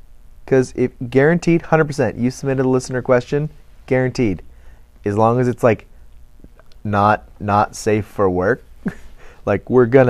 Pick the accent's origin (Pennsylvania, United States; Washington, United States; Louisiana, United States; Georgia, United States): Pennsylvania, United States; Philadelphia; I'm from Philly.